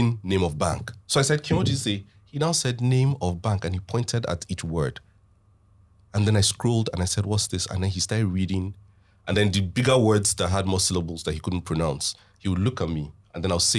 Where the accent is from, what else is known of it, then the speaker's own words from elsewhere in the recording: Northern Nigeria, Nigeria; I was born and raised in the north. So the language, the Nigerian language that I understand and can communicate in is Hausa.